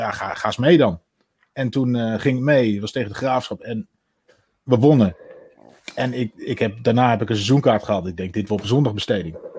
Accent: Twente, Overijssel, Netherlands; moved away as an adult; also born or lived in Utrecht; ik ben in Twente opgegroeid

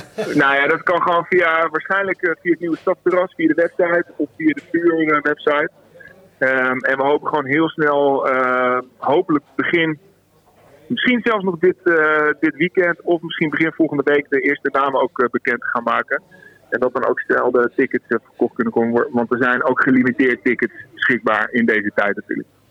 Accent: Zwolle, Overijssel, Netherlands; moved away as an adult; now in Amersfoort, Netherlands; ik ben een blauwvinger, ik kom uit Zwolle.

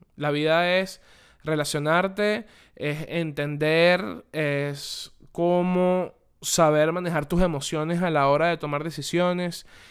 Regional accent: Venezuela; moved away; Desde que yo salí de Venezuela

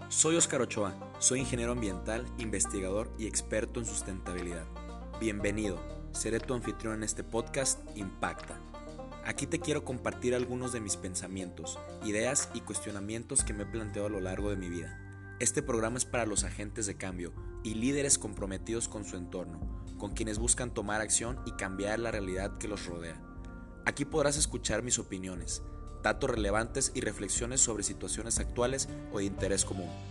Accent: Autlán de Navarro, Jalisco, Mexico; de aquí de mi pueblo, de Autlán de Navarro

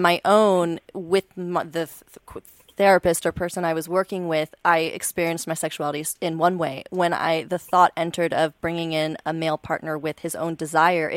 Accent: United States; growing up in America

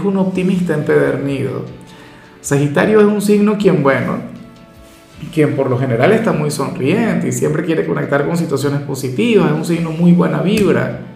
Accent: Venezuela; en mi país, por ejemplo, tenemos una gran tradición

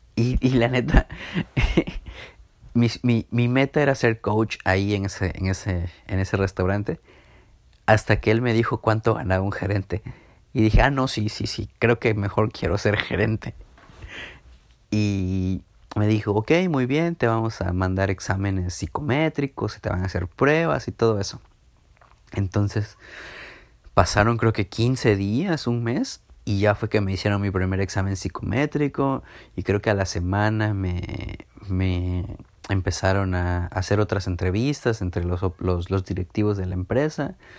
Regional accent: Villahermosa, Tabasco, Mexico; moved away as an adult; now in Mérida, Mexico; Me regresé a Villahermosa, de donde yo soy

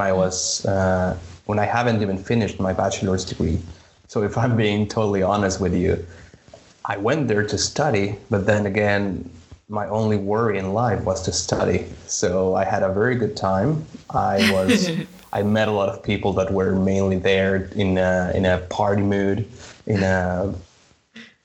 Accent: Mexico City, Mexico; English is a second language; moved away as an adult; also born or lived in Nottingham, United Kingdom; now in Copenhagen, Denmark; I was born in Mexico City. I am 29 years old now. I lived almost all my life in Mexico City.

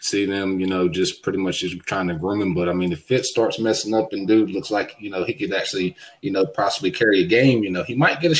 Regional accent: North Carolina, United States; I'm from North Carolina, you know, the NC.

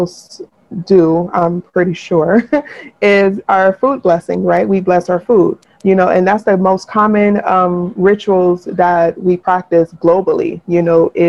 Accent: United States; in being American, you know, we're socially Christian

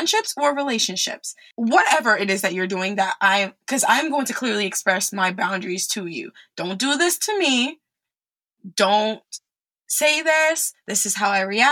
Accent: New York, United States; moved away as an adult; also born or lived in France; now in Texas, United States; I'm from New York

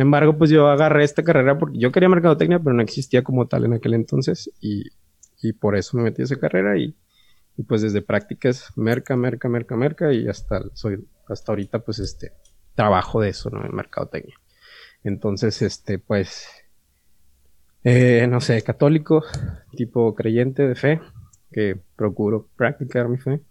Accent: San Nicolás de los Garza, Nuevo León, Mexico; nacido aquí en San Nicolás de los Garza. De hecho, no soy regio, soy Ay, Nicolaita.

